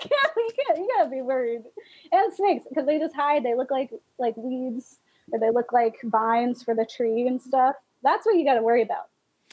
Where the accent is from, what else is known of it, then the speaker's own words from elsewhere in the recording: Florida, United States; Yeah. Speaking of wild animals, I'm from Florida.